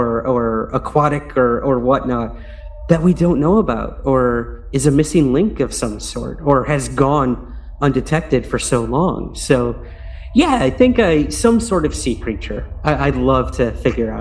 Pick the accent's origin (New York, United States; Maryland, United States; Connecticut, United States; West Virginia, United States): New York, United States; Syracuse; my hometown of Syracuse, New York